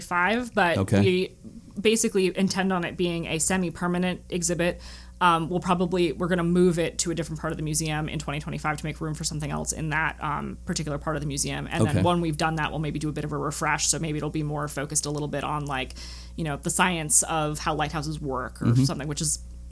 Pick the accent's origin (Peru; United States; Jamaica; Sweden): United States; Guilford, Connecticut; my hometown of Guilford, Connecticut